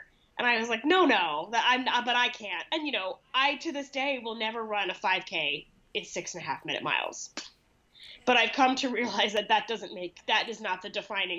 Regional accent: Boulder, Colorado, United States; now in New York City, United States; I grew up in Boulder, Colorado, which is obviously at a much higher elevation than New York City where I live now.

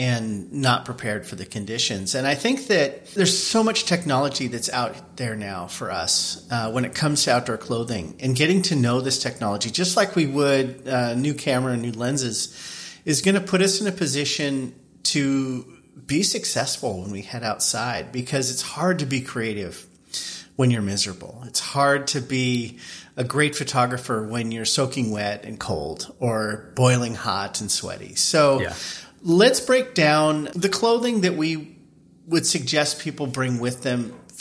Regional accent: Eastern Washington, United States; I grew up in Eastern Washington. And now we live on the wet sides of our respective states

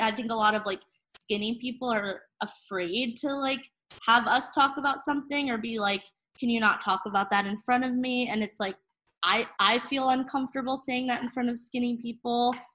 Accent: New Jersey, United States; also born or lived in Portland, Maine; now in Brooklyn, United States; I'm originally from New Jersey.

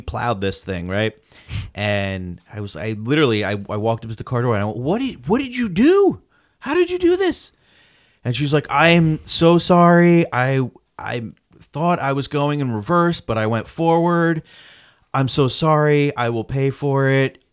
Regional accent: New Jersey, United States; we're from New Jersey

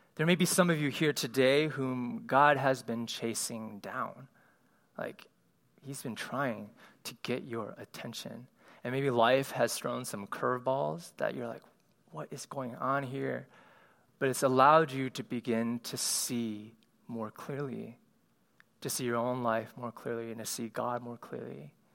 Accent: Cleveland, Ohio, United States; moved away; as an Asian kid growing up in Cleveland, Ohio

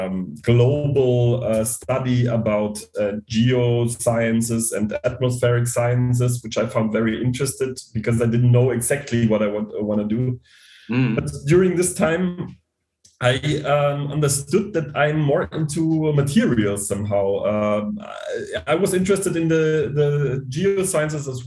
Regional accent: Bavaria, Germany; I grew up in a small town in Bavaria

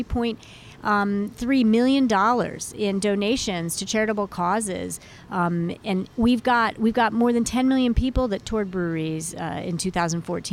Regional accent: Maryland, United States; growing up in the Maryland, D.C. suburbs

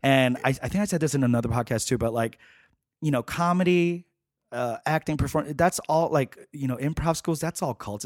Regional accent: New York City, New York, United States; I grew up in Flushing, Queens

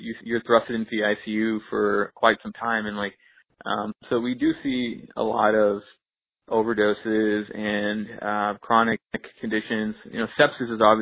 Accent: Texas, United States; moved away as an adult; also born or lived in Shreveport, Louisiana / Houston, Texas / India / New York; now in Michigan, United States; growing up in Texas

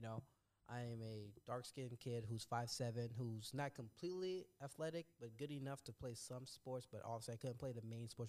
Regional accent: Trinidad & Tobago; only because I'm from Trinidad and Tobago.

